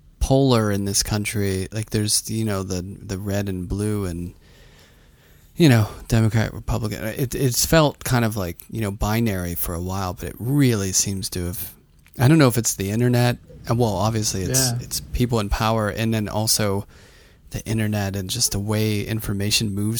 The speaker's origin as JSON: {"language": "English", "town": "Pittsburgh", "region": "Pennsylvania", "country": "United States", "said": "I came from Pittsburgh."}